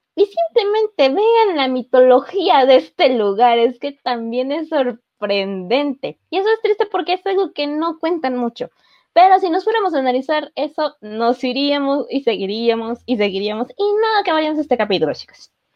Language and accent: Spanish; Mexico